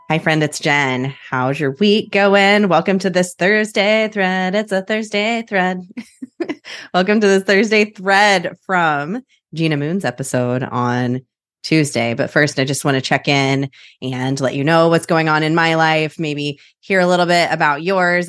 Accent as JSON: {"language": "English", "region": "Midwest", "country": "United States", "moved": "yes", "lives_now": "Portland, United States", "said": "I'm from the Midwest"}